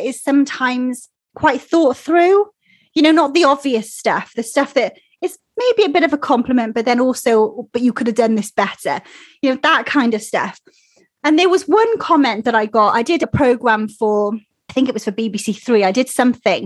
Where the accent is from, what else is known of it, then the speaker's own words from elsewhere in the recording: Wales, United Kingdom; accent: Welsh; my Welsh accent